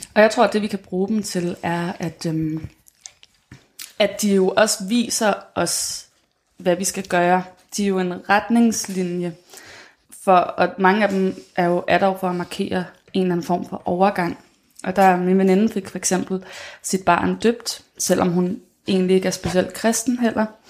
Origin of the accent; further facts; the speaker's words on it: Denmark; os som danskere